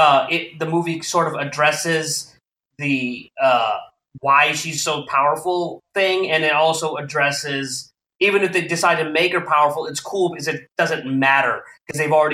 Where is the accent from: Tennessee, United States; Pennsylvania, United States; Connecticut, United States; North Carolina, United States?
Connecticut, United States; Monroe; I grew up in Monroe, Newtown area of Connecticut.